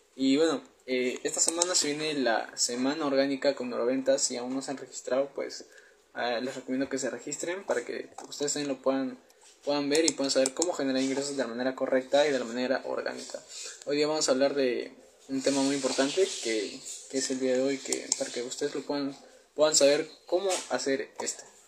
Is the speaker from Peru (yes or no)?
yes; Peru; soy de Perú